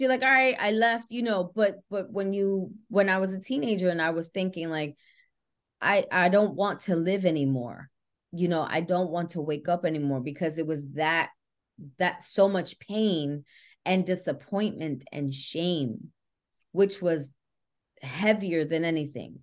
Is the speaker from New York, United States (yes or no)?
yes; New York City, New York, United States; I grew up in the Bronx, uh, born and raised